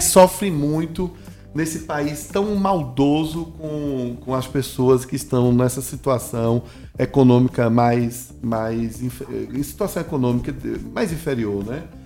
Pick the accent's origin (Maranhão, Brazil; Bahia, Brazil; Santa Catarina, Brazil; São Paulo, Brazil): Bahia, Brazil; interior of; Eu fui criado, sou, sou baiano do interior, fui criado no, no interior